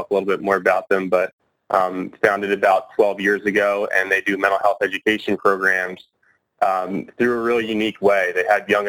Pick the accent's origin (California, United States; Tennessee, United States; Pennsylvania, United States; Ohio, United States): Pennsylvania, United States; Drexel Hill; I grew up in Drexel Hill, Pennsylvania.